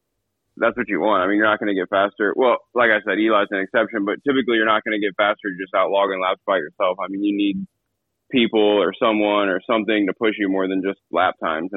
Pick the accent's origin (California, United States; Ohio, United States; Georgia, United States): Ohio, United States; moved away; But I'm originally from Ohio